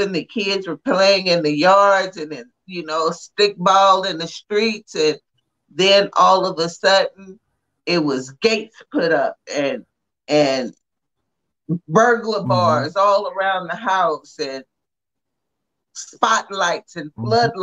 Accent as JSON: {"language": "English", "region": "Texas", "country": "United States", "tie": "born or raised there", "said": "I grew up in Texas"}